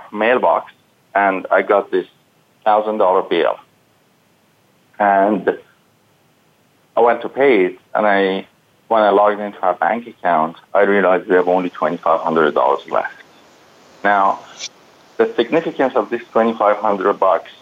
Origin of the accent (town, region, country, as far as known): Iran; English is a second language; moved away as an adult